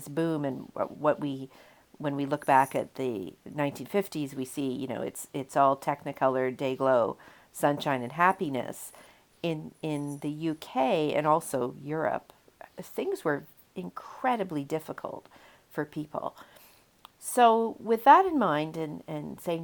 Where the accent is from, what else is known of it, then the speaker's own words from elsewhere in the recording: Canada; I'm a Canadian